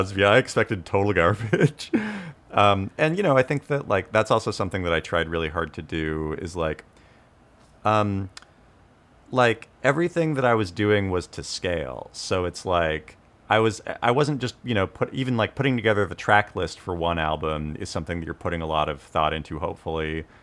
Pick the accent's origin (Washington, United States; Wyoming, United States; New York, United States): Washington, United States; Tulalip Reservation; now in California, United States; I'm Native American, I grew up on the Tulip Reservation